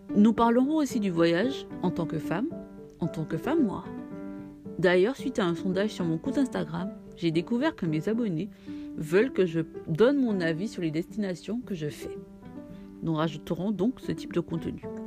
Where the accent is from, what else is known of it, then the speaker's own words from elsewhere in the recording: Martinique; Je suis martiniquaise